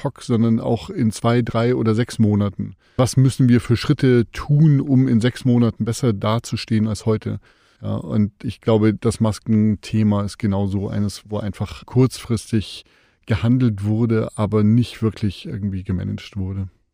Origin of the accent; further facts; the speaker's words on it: Germany; bei uns in Deutschland